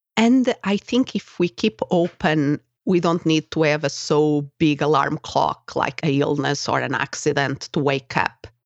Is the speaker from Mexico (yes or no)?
no; Portugal; English is a second language; moved away as an adult; also born or lived in Spain; now in United States; Portugal is my country of origin, if somebody is wondering about my accent